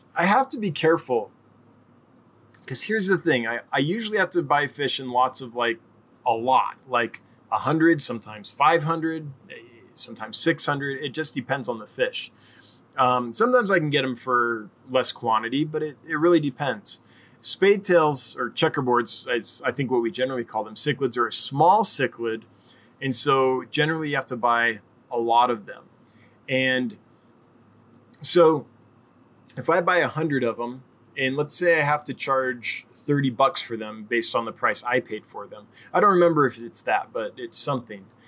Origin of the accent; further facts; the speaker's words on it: Los Angeles, California, United States; now in Wyoming, United States; I come from Los Angeles, like in California. I've lived all over California, but most recently Southern California